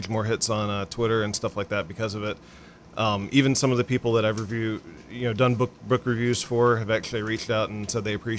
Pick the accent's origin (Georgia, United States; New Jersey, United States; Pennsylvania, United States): Georgia, United States; Stone Mountain; moved away; I grew up in the Atlanta area, a little town called Stone Mountain